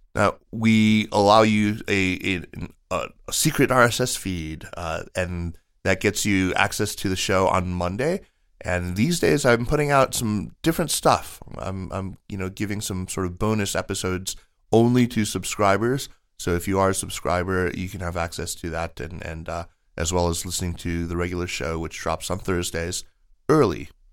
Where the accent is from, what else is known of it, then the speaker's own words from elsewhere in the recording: United States; as an American